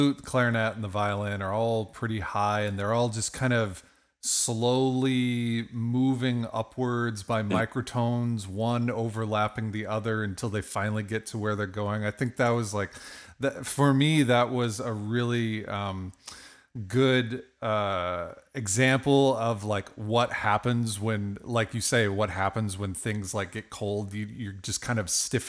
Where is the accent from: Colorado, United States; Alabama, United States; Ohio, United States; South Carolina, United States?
Ohio, United States; Toledo; moved away; I grew up in Toledo, Ohio